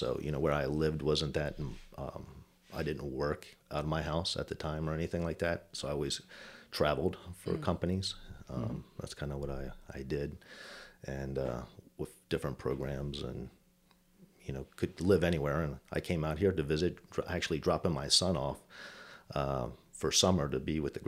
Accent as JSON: {"language": "English", "town": "Baltimore", "region": "Maryland", "country": "United States", "tie": "born or raised there", "also_born_or_lived": "Germany", "said": "So I grew up basically in the East Coast area, Baltimore, Maryland area. I was actually born in Germany. My parents immigrated here, and my dad did 26 years active duty Army."}